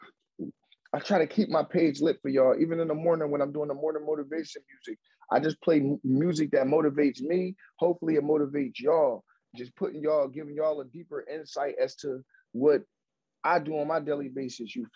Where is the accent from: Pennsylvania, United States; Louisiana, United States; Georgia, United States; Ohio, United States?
Pennsylvania, United States; Philadelphia; I'm from Philly